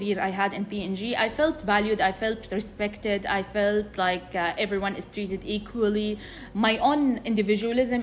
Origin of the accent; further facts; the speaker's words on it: Jeddah, Makkah Province, Saudi Arabia; I was born and raised in Jeddah.